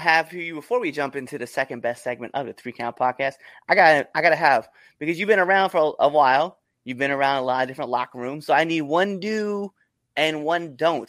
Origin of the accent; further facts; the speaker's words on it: Scottsbluff, Nebraska, United States; moved away; Cheyenne, Wyoming is only 2 hours from my hometown.